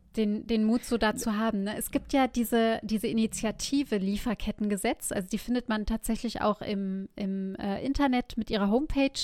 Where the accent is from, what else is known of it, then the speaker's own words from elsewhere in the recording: Germany; hier als Deutsche